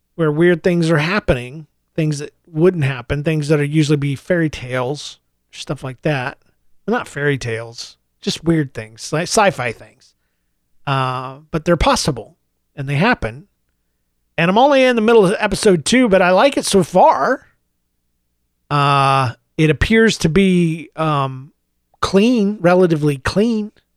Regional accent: United States; now in Saint Louis, United States; being an American

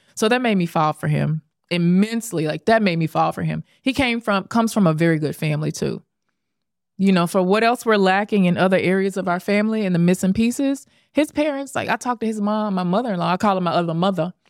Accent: Memphis, Tennessee, United States; also born or lived in Dallas; now in New York City, United States; I'm born and raised in Memphis

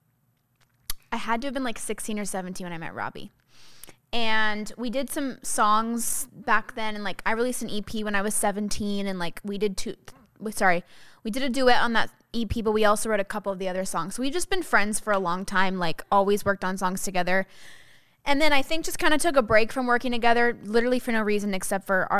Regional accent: California, United States; also born or lived in Tyler, Texas; I've lived in California since I was 7

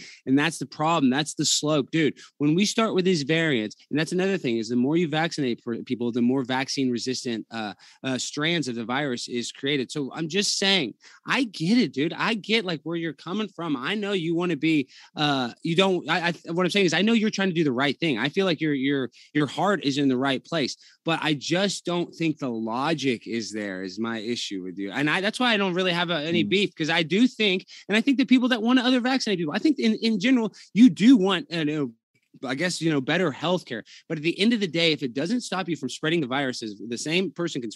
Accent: United States; as an American

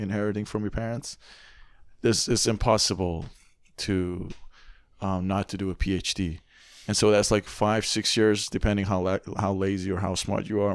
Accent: Iran; now in Canada; I come from Iran

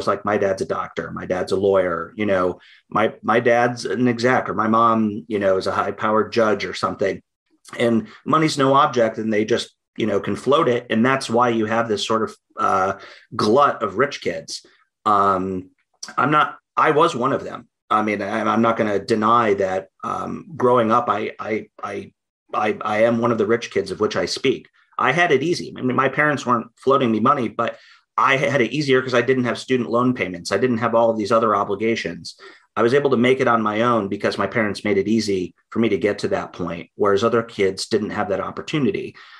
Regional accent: Midwest, United States; moved away as an adult; also born or lived in Alexandria / Washington, District of Columbia, United States; I'm from the Midwest and I got guns.

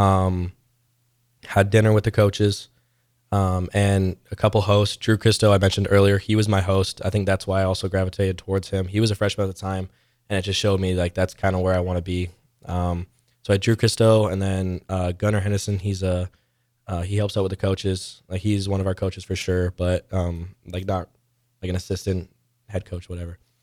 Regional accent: Canada; moved away as an adult; now in Nebraska, United States; there's a back company in my hometown.

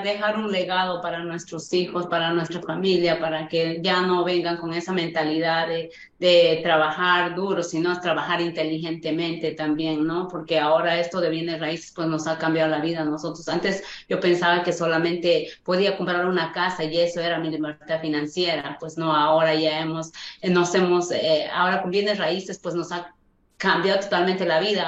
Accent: Huancayo, Junín, Peru; moved away as an adult; yo soy de Perú, yo soy de Perú y trabajo de limpieza

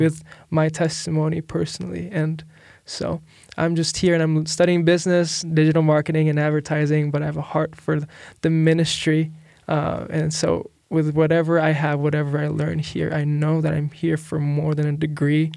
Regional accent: Philippines; moved away as an adult; now in United States; I'm from the Philippines

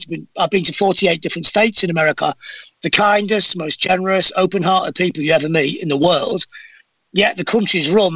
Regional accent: Manchester, North West England, United Kingdom; accent: northern; I'm from Manchester

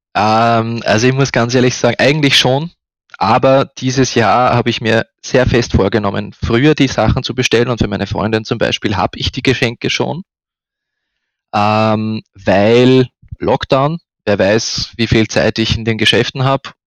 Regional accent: Upper Austria, Austria; moved away as an adult; now in Vienna, Austria; bin ursprünglich aus Oberösterreich, bin äh, zum Studieren nach Wien gekommen

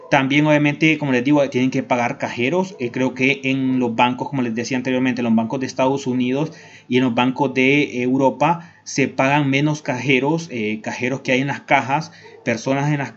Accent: Honduras; a mí me ha pasado en mi país cuando quiero cambiar dólares a veces, llego con mi moneda local, en el caso de Honduras que es el empira

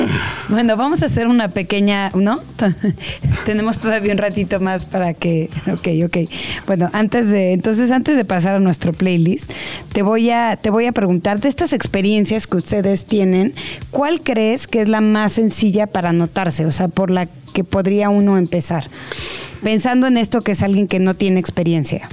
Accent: Mexico; como mexicanos

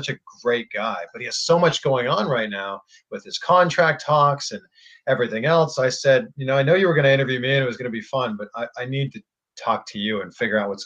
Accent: Toronto, Ontario, Canada; also born or lived in Cleveland; now in Florida, United States; I am Canadian. I am from Toronto. I lived in Cleveland before moving to Florida

